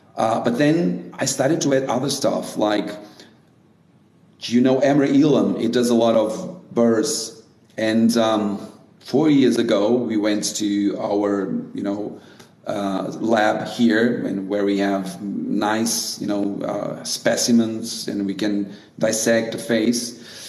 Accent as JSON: {"language": "English", "country": "Brazil", "said": "So I used to do it when I came from Brazil."}